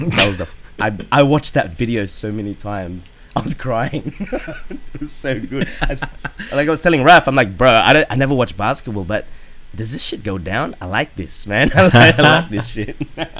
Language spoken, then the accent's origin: English; Australia; us being Filipino Australians